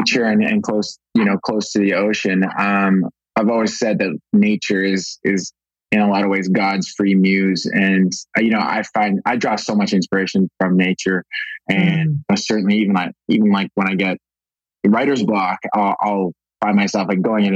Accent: Pacific Northwest, British Columbia, Canada; now in Venice Beach, United States; I was raised in the Pacific Northwest, so Canada.

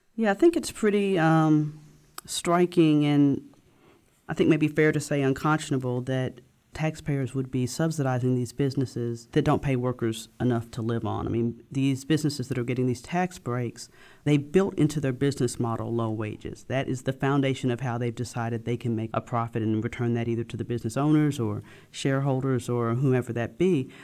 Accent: Memphis, Tennessee, United States; I grew up in Memphis, and I've been a journalist here for the past fourteen years now

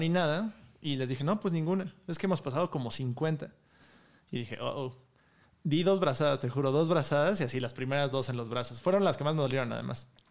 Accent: Mexico; Y soy el mexicano número 39

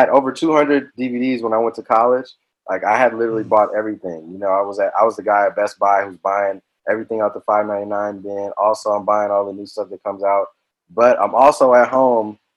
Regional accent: Los Angeles, California, United States; I'm from South Central Los Angeles.

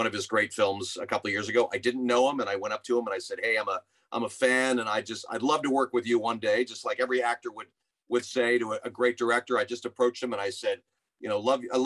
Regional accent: Santa Monica, California, United States; I grew up in Santa Monica

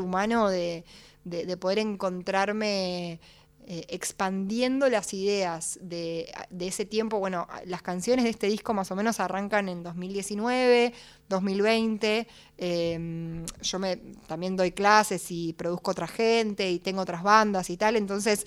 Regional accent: Buenos Aires, Argentina; siendo porteña

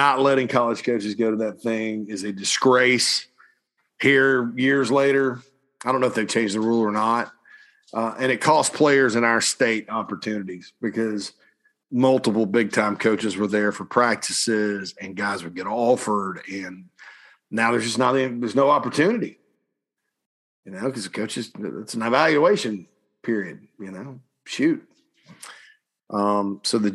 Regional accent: Spartanburg, South Carolina, United States; my hometown of Spartanburg

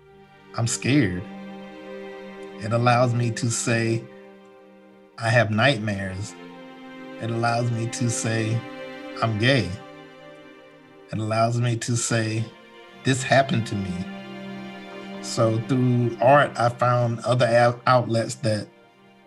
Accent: Washington, North Carolina, United States; moved away; also born or lived in New York City; I was born in a small coastal town in eastern North Carolina called Washington, North Carolina

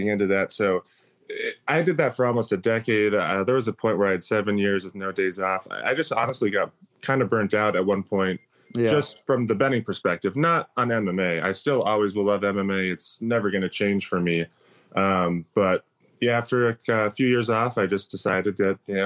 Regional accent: Minnesota, United States; moved away as an adult; now in Las Vegas, United States; I come from Minnesota, where people are, I guess, a bit extra nice.

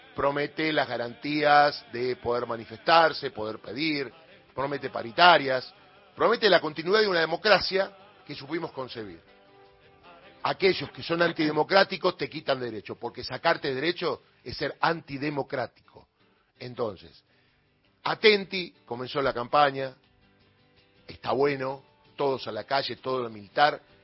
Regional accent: Argentina; somos todos los argentinos

